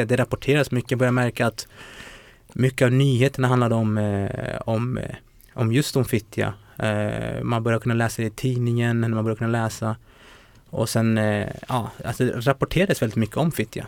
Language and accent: Swedish; Botkyrka, Stockholm County, Sweden; also born or lived in Umeå; Jag är uppväxt i Botkyrka, Fittja för att vara mer korrekt.